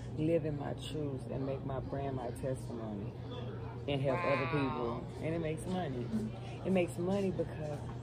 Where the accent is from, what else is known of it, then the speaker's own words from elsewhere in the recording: Texas, United States; moved away as an adult; I'm from Texas. I'm not from here